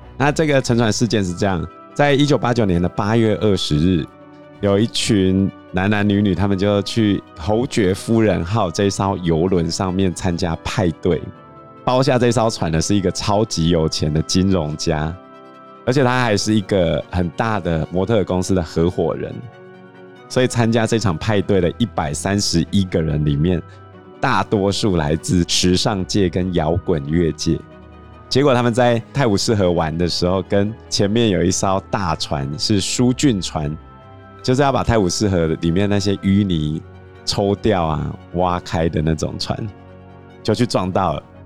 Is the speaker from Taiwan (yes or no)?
yes; Taiwan; 我们台湾人习惯做头七二七嘛